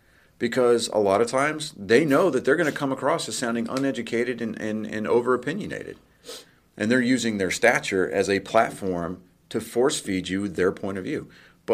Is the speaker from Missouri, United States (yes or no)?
no; San Diego, California, United States; born there; And because I was born in San Diego, fun fact, I don't claim it, but I was born there. It's no fault of my own. My dad was in the Navy.